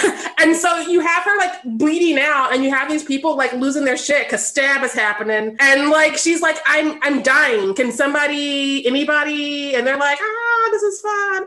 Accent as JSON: {"language": "English", "country": "United States", "said": "I'm an American"}